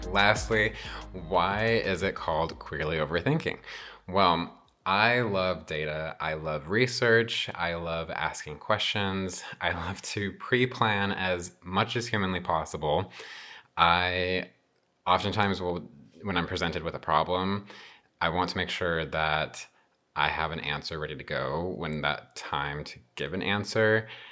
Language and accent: English; Albuquerque, New Mexico, United States; I was born and raised in New Mexico, uh, specifically the Albuquerque metro area.